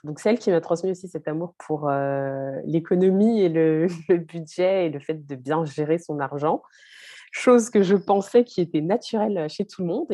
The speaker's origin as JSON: {"language": "French", "country": "France", "tie": "born or raised there", "said": "j'ai grandi, je suis née en France"}